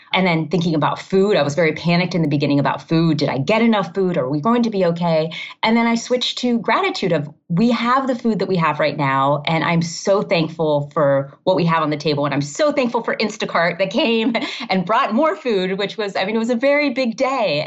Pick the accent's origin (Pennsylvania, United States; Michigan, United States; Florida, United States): Florida, United States; Miami; also born or lived in Massachusetts / Maryland / Ohio / California; now in Illinois, United States; I grew up in Miami